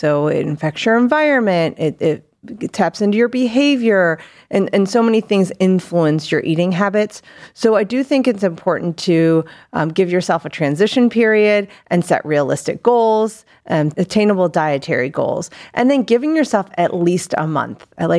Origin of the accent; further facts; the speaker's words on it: Akron, Ohio, United States; also born or lived in North Macedonia; Yeah, so I am from originally born out of the country in northern Macedonia. Spent most of my life in Summit County in Akron, Ohio.